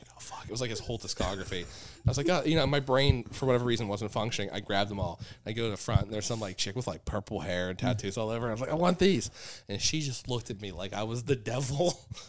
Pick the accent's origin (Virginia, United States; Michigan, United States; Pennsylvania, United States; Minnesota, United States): Pennsylvania, United States; Find out we're from Pennsylvania, come dap us up.